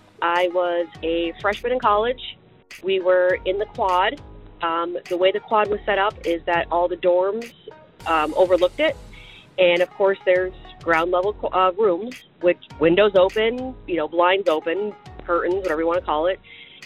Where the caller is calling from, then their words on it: Pennsylvania, United States; I'm calling from Pennsylvania.